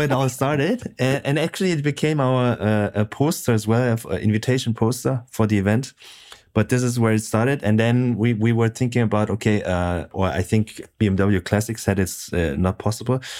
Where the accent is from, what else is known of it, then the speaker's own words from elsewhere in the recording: Frankfurt, Hesse, Germany; moved away as an adult; also born or lived in Munich; now in Stuttgart, Germany; growing up in Frankfurt